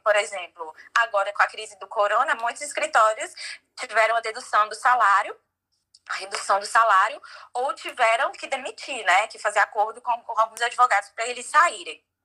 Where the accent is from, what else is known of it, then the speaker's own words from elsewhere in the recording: João Pessoa, Paraíba, Brazil; moved away as an adult; now in United States; eu sou de João Pessoa